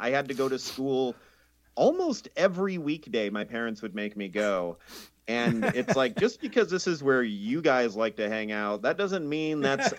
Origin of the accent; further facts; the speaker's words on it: Inland Empire, California, United States; I grew up in the Inland Empire, which is between San Diego and Los Angeles.